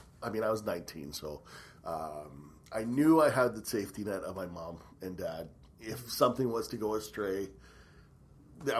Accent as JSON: {"language": "English", "town": "Mississauga", "region": "Ontario", "country": "Canada", "tie": "born or raised there", "moved": "as an adult", "lives_now": "Kelowna, Canada", "said": "I was born and raised in Mississauga, so just outside of Toronto, which is now a part of Toronto. Spent my first 19 years there"}